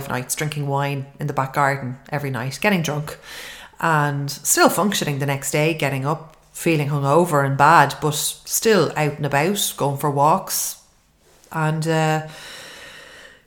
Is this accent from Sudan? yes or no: no; Ireland; everybody growing up in Ireland